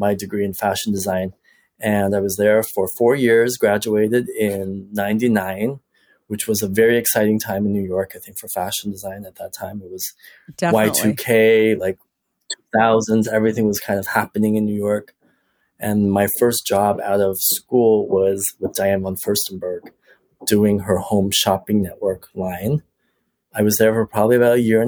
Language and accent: English; Toronto, Ontario, Canada; I grew up in Toronto